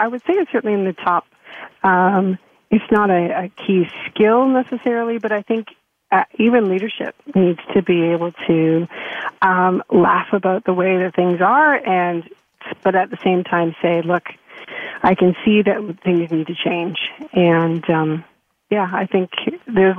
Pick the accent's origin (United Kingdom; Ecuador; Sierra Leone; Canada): Canada; being Canadian